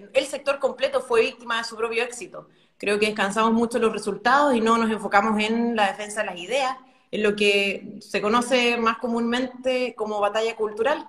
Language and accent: Spanish; Concepción Province, Biobío, Chile; Yo nací y crecí en, este, en esta región, en este distrito, en esta provincia en realidad, porque es la provincia de Concepción